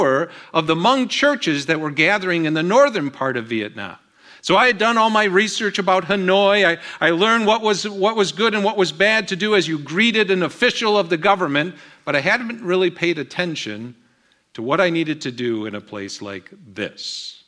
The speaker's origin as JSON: {"language": "English", "country": "Colombia", "tie": "born or raised there", "also_born_or_lived": "Dominican Republic", "lives_now": "Houston, United States", "said": "my dad was a missionary to Colombia, so I grew up in Colombia, South America."}